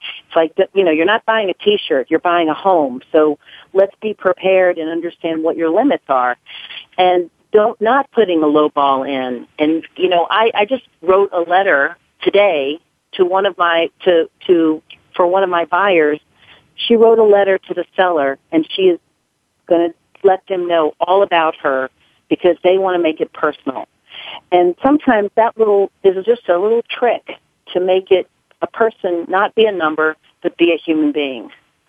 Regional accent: the South, United States; I was raised in the South, and, you know, I was raised to never talk about money.

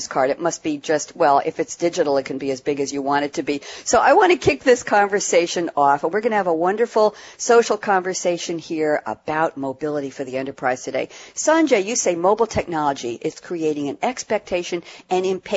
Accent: New York, United States; I'm from New York

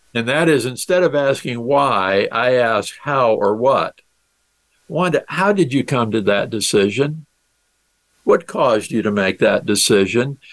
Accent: South Dakota, United States; my home state is South Dakota and I'm a farm boy from South Dakota.

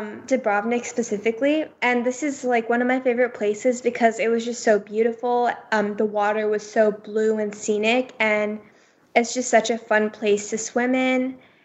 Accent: India; And everyone kept telling my family that they were so, because we're Indian, they were like, wow, we are such a big fan of Bollywood and Shah Rukh Khan.

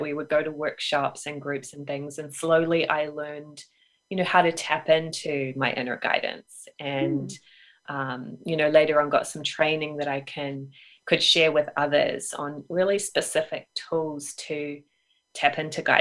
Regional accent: New Zealand; moved away as an adult; also born or lived in United Kingdom; I grew up in New Zealand. I moved to the UK for a while.

